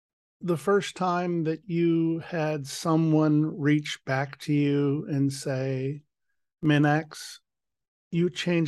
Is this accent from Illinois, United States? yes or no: no; Washington, District of Columbia, United States; moved away; also born or lived in Seattle; I lived in Seattle for 20 years and was born and raised in Washington, D.C.